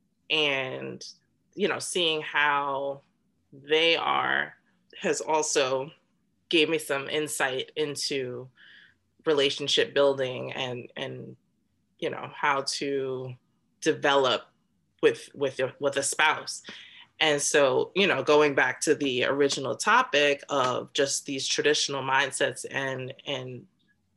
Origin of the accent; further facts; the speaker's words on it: United States; I'm Black American